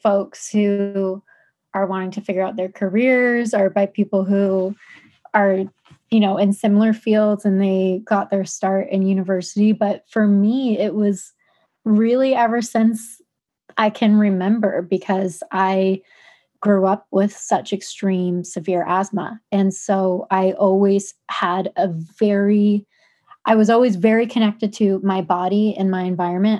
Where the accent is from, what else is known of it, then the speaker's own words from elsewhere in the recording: Philadelphia, Pennsylvania, United States; I grew up in Philadelphia, which is very much a concrete jungle